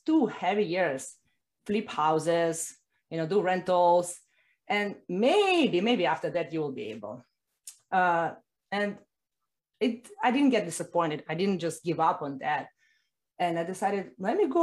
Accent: Russia; now in Miami, United States; I was born in Russia, as you guess, and I've been living right now in Miami.

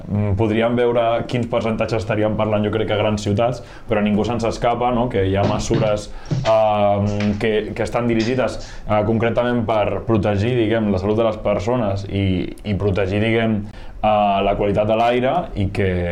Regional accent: Barcelonès Nord, Catalonia, Spain; la gent que som del Barcelonès Nord, Badalona, Sant Adrià, Santa Coloma

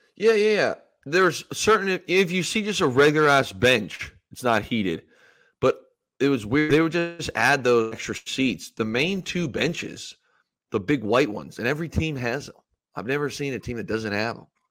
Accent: Ontario, Canada; moved away as an adult; now in Los Angeles, United States; in my hometown

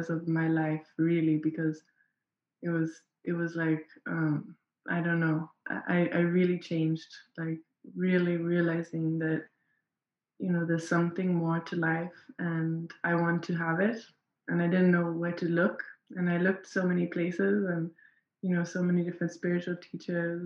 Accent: Nairobi, Kenya; I am from Nairobi in Kenya.

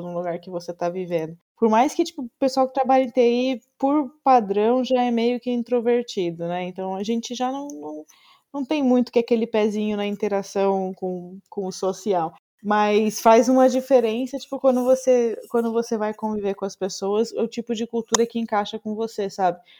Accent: Brazil; moved away as an adult; now in Netherlands; sou brasileiro

